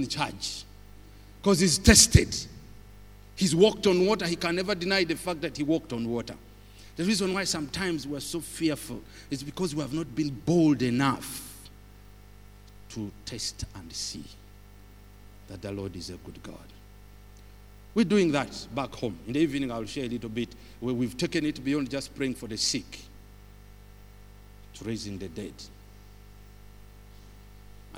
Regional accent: Uganda; where do you come from? I said, Uganda.

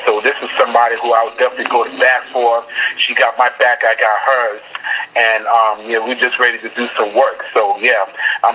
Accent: New York City, New York, United States; moved away; I'm originally from Brooklyn, New York

